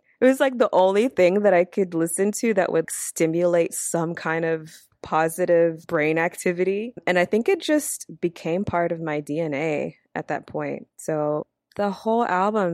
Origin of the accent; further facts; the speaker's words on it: Louisiana, United States; also born or lived in Yokosuka, Japan / Columbia, Louisiana / Shreveport, Louisiana; I was born in Yokosuka, Japan, and then we moved from Yokosuka, Japan to Columbia, Louisiana, where my dad's side